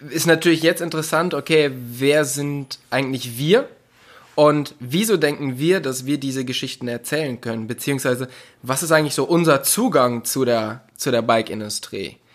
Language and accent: German; North Rhine-Westphalia, Germany; Also ich komme aus dem Oberbergischen Kreis in der Nähe von Köln.